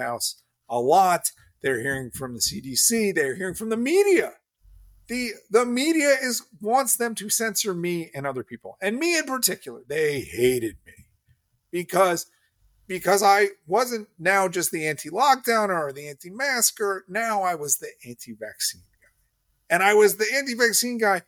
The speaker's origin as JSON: {"language": "English", "country": "United States", "said": "I'm an American"}